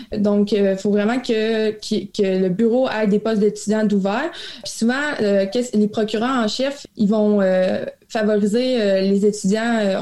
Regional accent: Abitibi, Quebec, Canada; also born or lived in Montreal; je suis originaire de la BCB. J'ai fait mon cégep en région

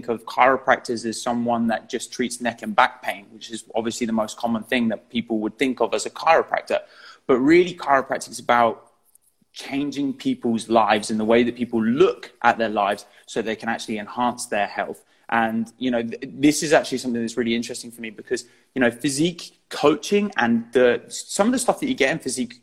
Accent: Eastbourne, South East England, United Kingdom; I'm from Eastbourne

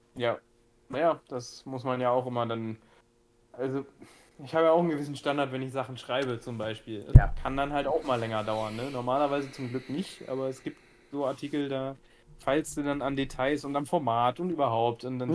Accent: Gifhorn, Lower Saxony, Germany; born or raised there

